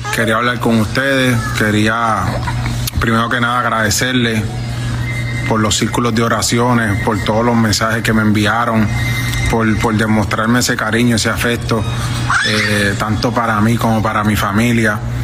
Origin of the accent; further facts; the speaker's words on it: Puerto Rico; No me voy a ir de Puerto Rico. Soy boricua, mi papá dominicano